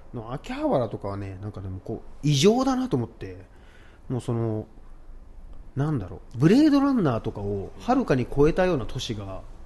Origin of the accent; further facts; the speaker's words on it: Tokyo, Japan; 東京生まれで育ってきた僕ら